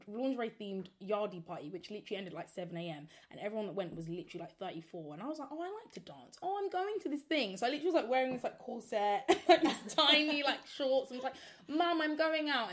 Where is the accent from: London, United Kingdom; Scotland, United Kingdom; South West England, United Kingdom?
London, United Kingdom; Croydon; I'm from Croydon